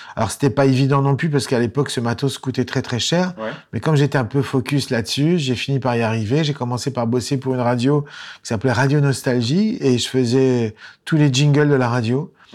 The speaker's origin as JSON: {"language": "French", "town": "Lyon", "region": "Auvergne-Rhône-Alpes", "country": "France", "also_born_or_lived": "Boston", "said": "j'étais musicien provincial puisque je venais de Lyon"}